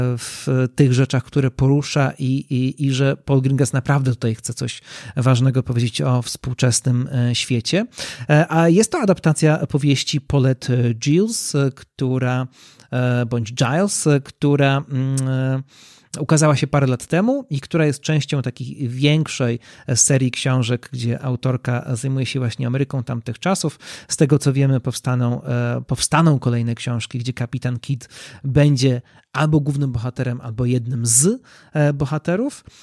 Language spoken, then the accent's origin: Polish; Poland; nasz kraj jest bardzo mocno podzielony